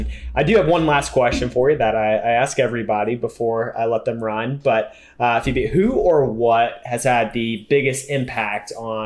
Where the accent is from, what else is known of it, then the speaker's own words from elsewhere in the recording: Florida, United States; I'm from Florida